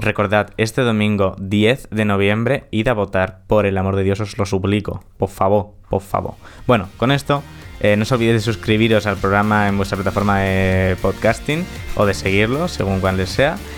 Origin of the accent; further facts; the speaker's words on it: Spain; es donde he nacido en España